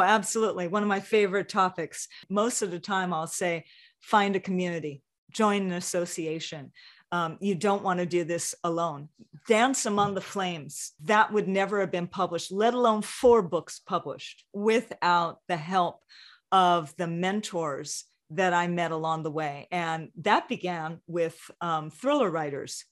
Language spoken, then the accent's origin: English; Hawaii, United States; growing up in Hawaii